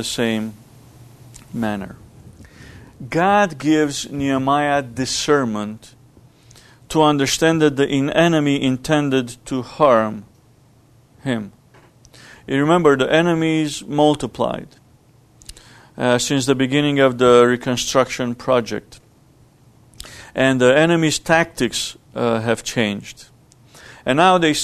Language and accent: English; Romania; moved away; Growing up in Romania was a poor country, socialist country led by a communist government. And we lived in poverty.